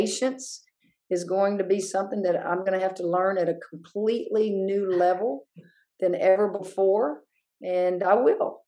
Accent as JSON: {"language": "English", "town": "Hammond", "region": "Louisiana", "country": "United States", "tie": "born or raised there", "said": "I grew up in Hammond."}